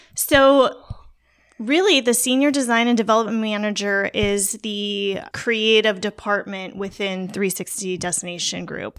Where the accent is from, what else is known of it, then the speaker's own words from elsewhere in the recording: Port St. Lucie, Florida, United States; Port Saint Lucie, Florida